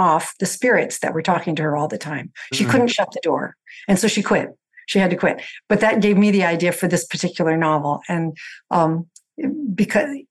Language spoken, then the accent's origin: English; the Bay Area, California, United States; I grew up in the Bay Area